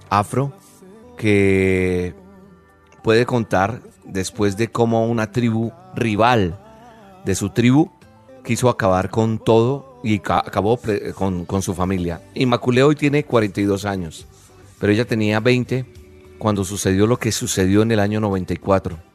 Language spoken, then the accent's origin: Spanish; Colombia; Hay otra persona que es de mi país, de Colombia, de donde soy oriundo, Natalia Ponce